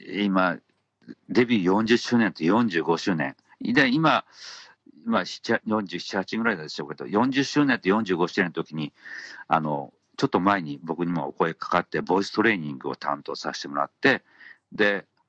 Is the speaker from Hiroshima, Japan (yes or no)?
yes; Hiroshima, Japan; 地元広島岡山鳥取